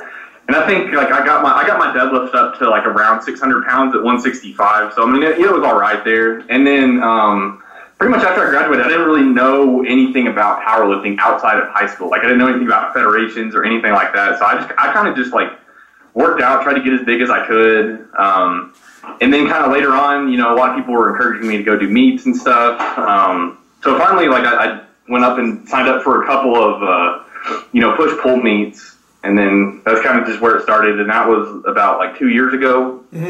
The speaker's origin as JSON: {"language": "English", "town": "Lubbock", "region": "Texas", "country": "United States", "said": "from Lubbock, Texas"}